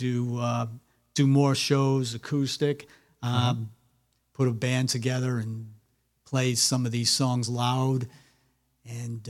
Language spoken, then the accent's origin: English; Rhode Island, United States; also born or lived in Brooklyn, New York; I grew up in Rhode Island. I'm originally from Brooklyn, New York.